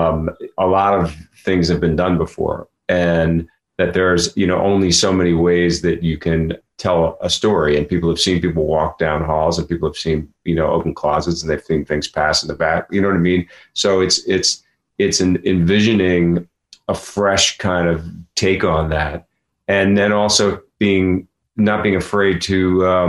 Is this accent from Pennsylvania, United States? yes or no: yes; Philadelphia, Pennsylvania, United States; down on Chestnut Street where I grew up in Philadelphia